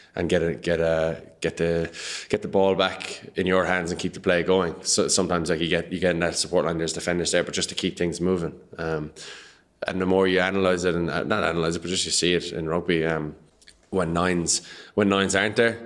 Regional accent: Patrickswell, Munster, Ireland; I'm from Patrick Swell, which is a hurling village

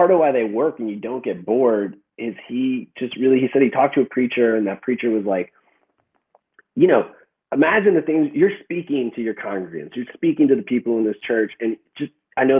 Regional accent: Chicago, Illinois, United States; I was from Chicago

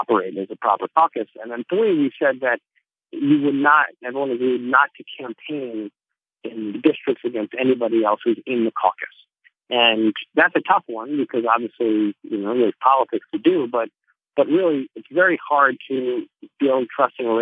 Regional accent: Northern New Jersey, United States; I'm from Northern New Jersey

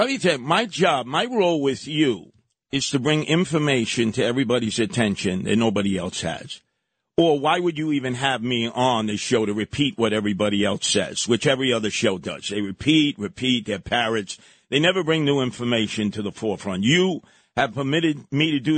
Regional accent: New York City, New York, United States; growing up in Canarsie

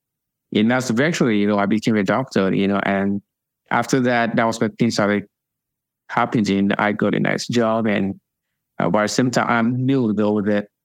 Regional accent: Lagos, Nigeria; now in United States; I was born in Lagos, and I was raised in Lagos

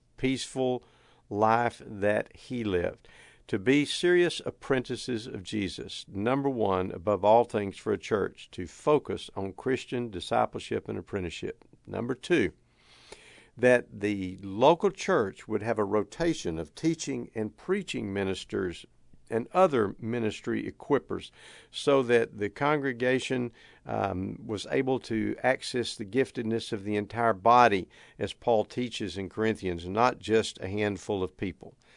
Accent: Texas, United States; I don't think it's any secret from my accent or from uh, a number of the mannerisms and the way that I speak that I hail from Texas. We Texans are proud of a lot of things

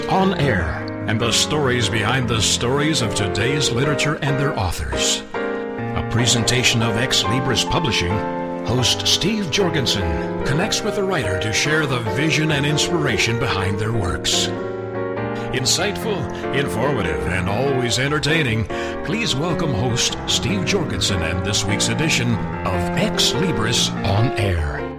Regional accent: Canada; I grew up in Canada in a rural setting

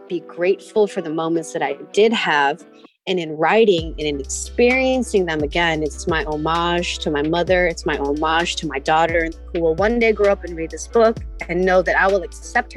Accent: San Francisco, California, United States; I grew up in the Excelsior watching Lowriders.

